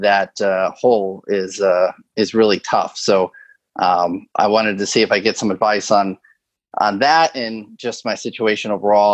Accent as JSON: {"language": "English", "region": "Connecticut", "country": "United States", "tie": "born or raised there", "also_born_or_lived": "the Carolinas", "moved": "as an adult", "lives_now": "New York City metro area, United States", "said": "growing up in Connecticut, I just had a different lifestyle"}